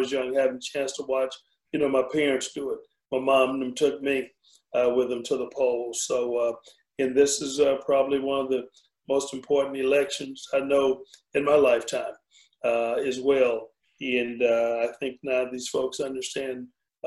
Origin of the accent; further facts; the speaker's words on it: DeRidder, Louisiana, United States; moved away; my hometown is about 45 miles north of Lake Charles